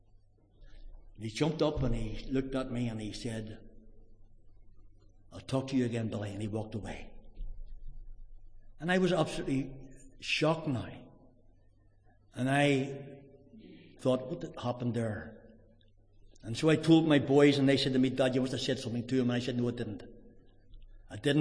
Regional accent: Drogheda, Leinster, Ireland; I'm from Drogheda.

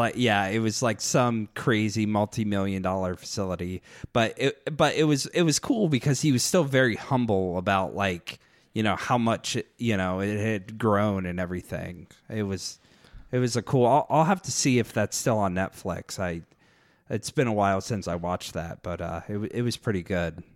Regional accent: United States; I was American

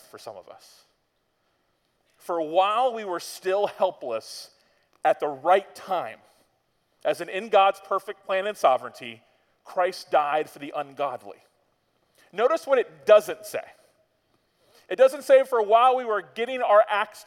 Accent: Florida, United States; We're from Florida

